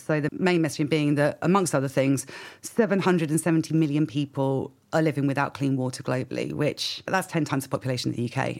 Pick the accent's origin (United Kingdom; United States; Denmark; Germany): United Kingdom; I am British